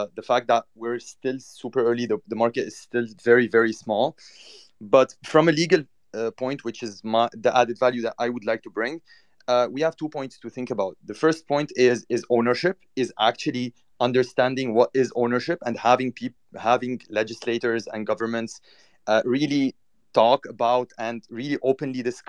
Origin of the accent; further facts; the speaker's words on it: Cyprus; now in New York, United States; I was born in Cyprus